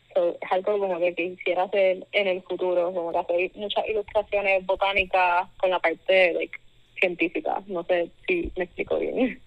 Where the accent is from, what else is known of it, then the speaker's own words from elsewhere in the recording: Caguas, Puerto Rico; also born or lived in Mayagüez; now in Texas, United States; nací en Mayagüez, pero soy de Cagua